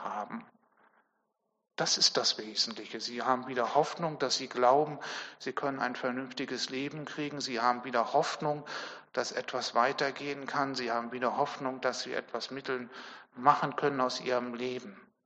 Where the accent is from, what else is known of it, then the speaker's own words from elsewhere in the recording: Germany; Wir als Deutsche